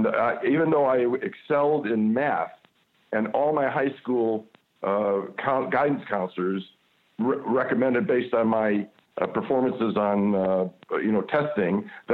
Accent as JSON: {"language": "English", "town": "Buffalo", "region": "New York", "country": "United States", "tie": "born or raised there", "moved": "as an adult", "lives_now": "Toronto, Canada", "said": "I grew up in Buffalo, New York, which is really, really a working-class town. It's a blue-collar town."}